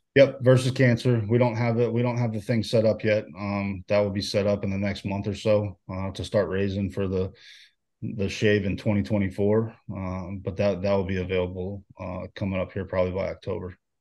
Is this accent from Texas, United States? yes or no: yes; Houston, Texas, United States; moved away as an adult; being a Houston kid